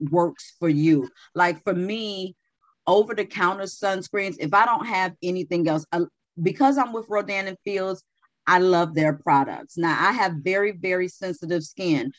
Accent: Chicago, Illinois, United States; moved away; I was from Chicago, so you know it's bit bitingly cold.

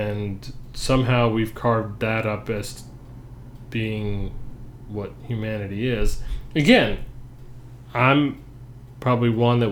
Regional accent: Atlanta, Georgia, United States; moved away; we grew up in Atlanta

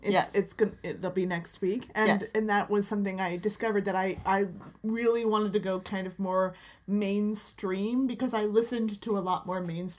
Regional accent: Fort Lauderdale, Florida, United States; I grew up in the Fort Lauderdale area, right next to Miami.

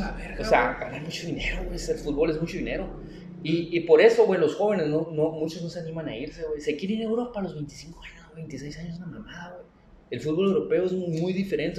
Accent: Mexico; nosotros como mexicanos nos falta educación, mentalidad

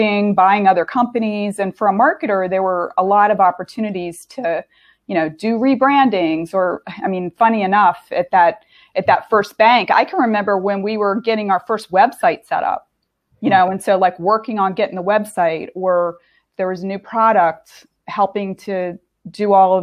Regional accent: southern Delaware, United States; moved away as an adult; also born or lived in Boston; I grew up in Delaware.

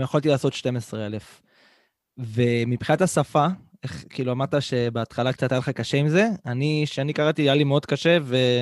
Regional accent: Central Israel, Israel; בתור ילד, שגם גר במרכז הארץ

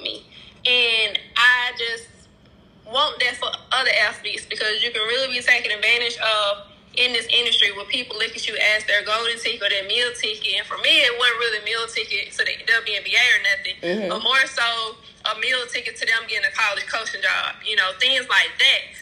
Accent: Birmingham, Alabama, United States; So I am from Birmingham, Alabama

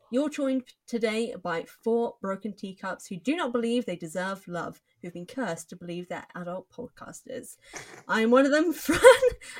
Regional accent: England, United Kingdom; I'm English!

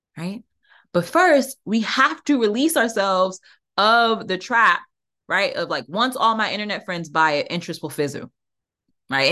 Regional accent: Prince George's County, Maryland, United States; I grew up in Prince George's County. I'm about thirty minutes outside of D C

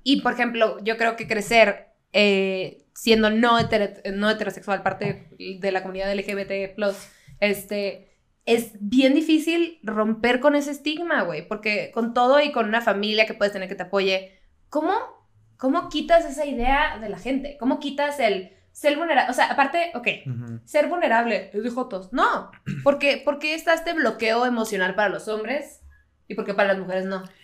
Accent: northern Mexico border, Mexico; now in United States; Yo crecí fronteriza, o sea, siempre en México, pero, pero pues bien pocha.

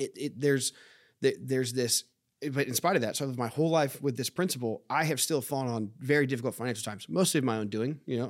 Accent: United States; as an American

